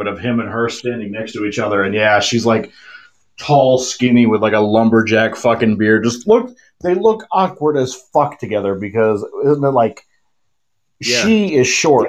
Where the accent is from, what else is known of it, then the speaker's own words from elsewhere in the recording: South Dakota, United States; now in California, United States; I was born and raised in South Dakota.